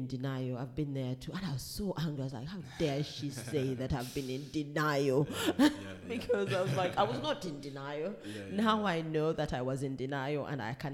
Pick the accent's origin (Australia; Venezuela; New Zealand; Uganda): Uganda; moved away as an adult; I come from Uganda. Growing up as a Ugandan child